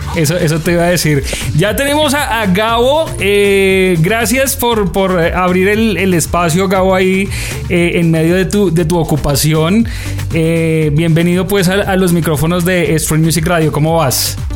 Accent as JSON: {"language": "Spanish", "country": "Colombia", "said": "nos reconocían como colombianos"}